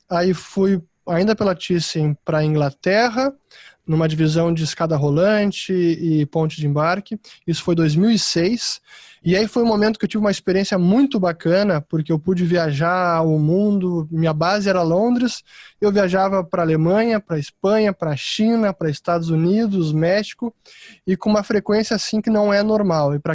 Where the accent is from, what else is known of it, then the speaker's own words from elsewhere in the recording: Porto Alegre, Rio Grande do Sul, Brazil; como o pessoal pode detectar pelo meu sotaque, que eu tento neutralizá-lo, mas nem sempre é fácil. Eu sou gaúcho de Porto Alegre, me graduei em administração de empresas na PUC de Porto Alegre